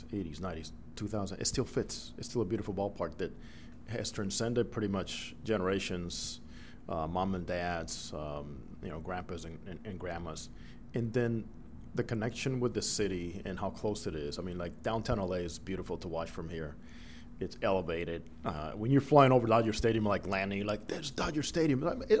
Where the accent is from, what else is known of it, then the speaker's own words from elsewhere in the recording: Dominican Republic; first language Spanish; English is a second language; moved away as an adult; I grew up in the Dominican Republic. I was born there, and all through high school, I went to school in the Dominican Republic